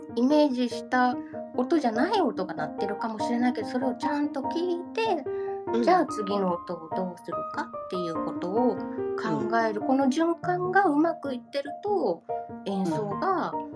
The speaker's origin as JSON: {"language": "Japanese", "region": "Hyogo", "country": "Japan", "tie": "born or raised there", "accent": "Kansai dialect", "said": "兵庫県生まれなので、ちょっとカズ姉さんにつられて関西弁がちらちら出るかもしれませ"}